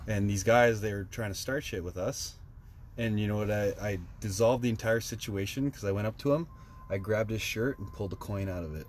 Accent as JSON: {"language": "English", "town": "Saskatoon", "region": "Saskatchewan", "country": "Canada", "tie": "born or raised there", "said": "in Saskatoon, in my hometown"}